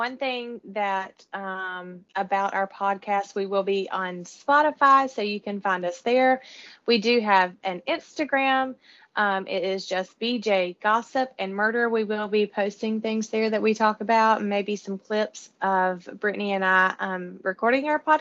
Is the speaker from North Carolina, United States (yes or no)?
yes; North Carolina, United States; moved away as an adult; now in South Georgia, United States; We're all from North Carolina. Now living in South Georgia